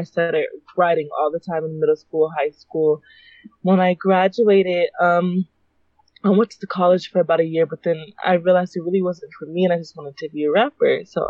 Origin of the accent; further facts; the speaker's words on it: California, United States; also born or lived in Chicago, Illinois; I'm a rapper from California. I was originally born in Chicago, Illinois, until we moved to California when I was a kid.